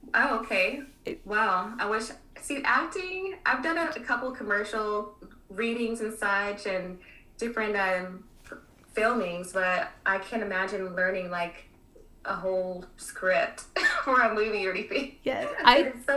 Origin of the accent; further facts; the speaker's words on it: Kansas City, United States; also born or lived in Miami; now in Texas, United States; coming from the Midwest, I was born in Kansas City